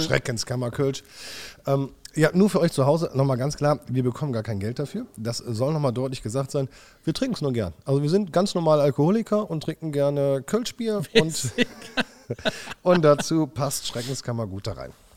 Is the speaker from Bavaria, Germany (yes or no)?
no; Wipperfürth, North Rhine-Westphalia, Germany; also born or lived in Hückeswagen; Aber ich bin gebürtiger Wipperfield. Das ist mein Heimatland, mein Heimatdorf hier